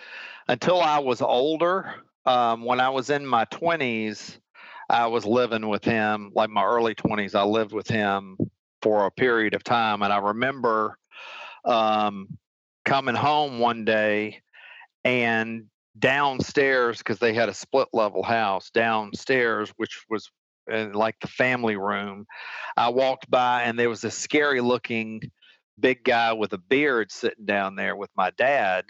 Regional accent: Atlanta, Georgia, United States; I've lived in Georgia all my life

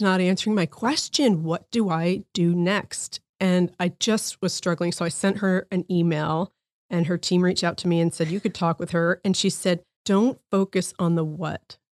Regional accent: New Jersey, United States; moved away; I grew up in New Jersey

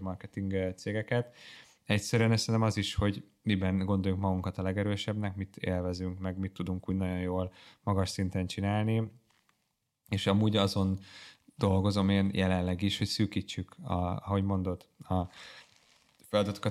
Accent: Hungary

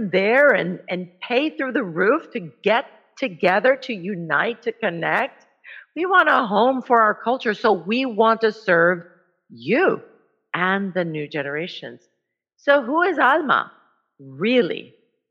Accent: El Salvador; moved away; I am from El Salvador

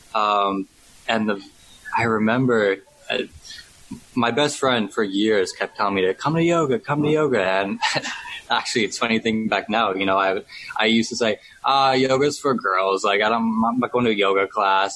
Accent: just outside Toronto, Ontario, Canada; moved away as an adult; also born or lived in London / Australia; now in Bangkok, Thailand; I'm from just outside Toronto, okay. Canada. Um, but I've been in Bangkok for the past six years

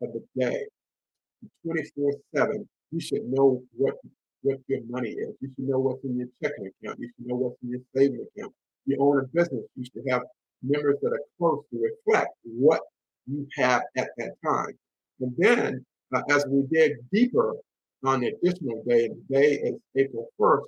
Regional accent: Henderson, North Carolina, United States; my hometown of Henderson, North Carolina

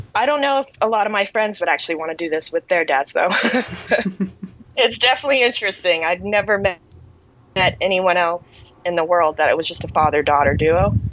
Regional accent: Cape Canaveral, Florida, United States; I am in Cape Canaveral, Florida. It's my hometown. So lived here my entire life

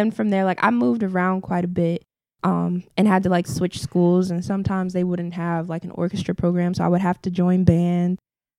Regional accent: Newport News, Virginia, United States; Well, for me, I think it was pretty okay. I grew up uptown. My family is from downtown.

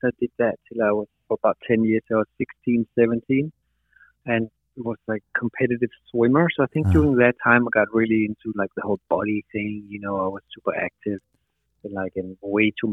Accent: Denmark; moved away as an adult; also born or lived in Amsterdam, Netherlands / New York, United States; I'm originally from Denmark, but I moved to Holland because there was nowhere to do that kind of training in Denmark

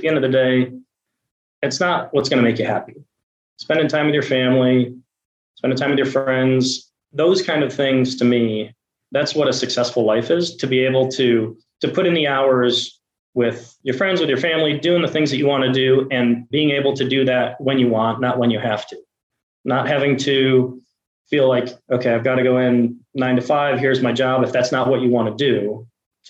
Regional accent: Buffalo, New York, United States; I'm from Buffalo, New York, and the idea came to me back when I was in high school that I should work at a car wash

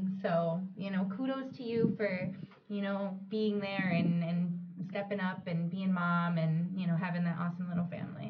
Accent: Buffalo, New York, United States; Buffalo, my hometown

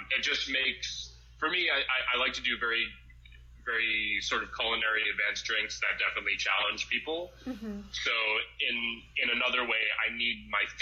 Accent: Boston, Massachusetts, United States; moved away as an adult; now in Los Angeles, United States; I am from Boston. I'm definitely like a foreigner when it comes to living

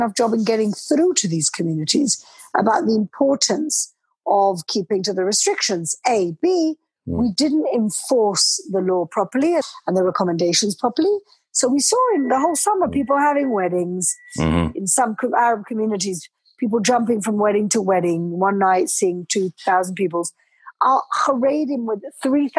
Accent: Gibraltar; moved away as an adult; also born or lived in London; now in Jerusalem, Israel; I was brought up and raised in Gibraltar, studied law in London

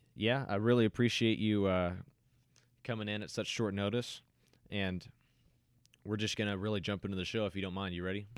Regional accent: United States; as an American

